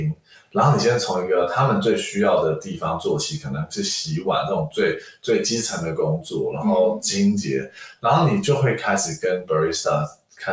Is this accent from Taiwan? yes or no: yes; Taiwan; also born or lived in Australia; 因为其实我从小也是在台湾长大，